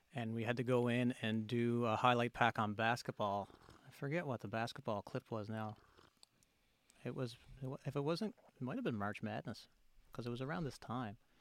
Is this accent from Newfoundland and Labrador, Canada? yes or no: yes; near Grand Falls-Windsor, Newfoundland and Labrador, Canada; in the next town over from us, Grand Falls, Windsor, Newfoundland, which is about ten minute drive from my hometown.